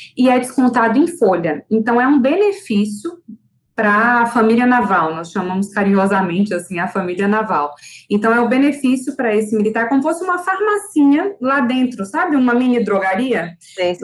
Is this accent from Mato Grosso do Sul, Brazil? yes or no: no; Brasília, Federal District, Brazil; now in Salvador, Brazil; eu sou brasiliense, mas moro, em, mas moro em Salvador